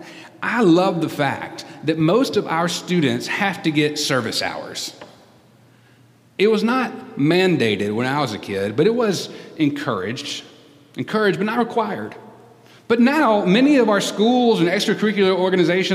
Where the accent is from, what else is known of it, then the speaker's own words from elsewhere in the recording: United States; I love being an American